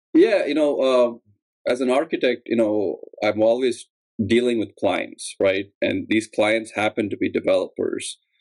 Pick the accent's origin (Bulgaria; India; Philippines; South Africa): India; moved away as an adult; now in Chicago, United States; I'm originally from India, and at um, I came to grad school at UIC for architecture